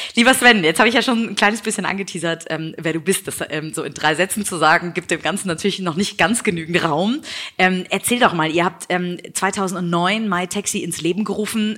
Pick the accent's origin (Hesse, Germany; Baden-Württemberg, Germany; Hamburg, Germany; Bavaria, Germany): Hamburg, Germany; in Hamburg vor Ort sein, in meiner Heimatstadt